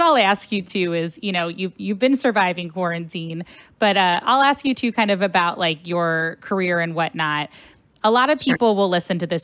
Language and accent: English; Cincinnati, Ohio, United States; now in St. Louis, United States; I'm originally from Cincinnati, Ohio